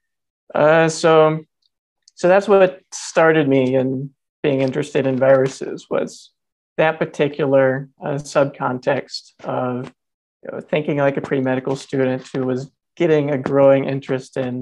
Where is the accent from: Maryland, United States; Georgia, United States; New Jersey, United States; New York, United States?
Georgia, United States; Northeast; I grew up in Northeast Georgia, a family of eight kids on a family farm